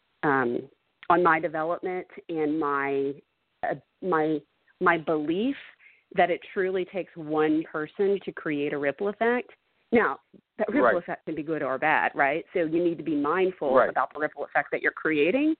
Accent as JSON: {"language": "English", "town": "Dallas", "region": "Texas", "country": "United States", "tie": "born or raised there", "said": "growing up in Dallas, which historically has been a very segregated city"}